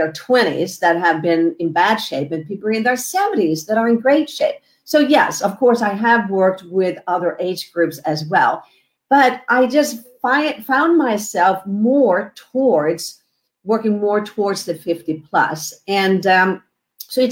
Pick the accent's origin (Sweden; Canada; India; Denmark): Sweden; moved away as an adult; now in Southern California, United States; I am originally from Sweden. I came over here because I love the sun, love Southern California